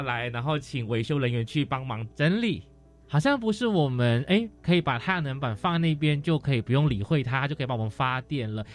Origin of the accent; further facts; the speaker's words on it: Malaysia; moved away; 因为我是马来西亚人嘛，那在马来西亚为一赤道，其实我们的太阳是很充足的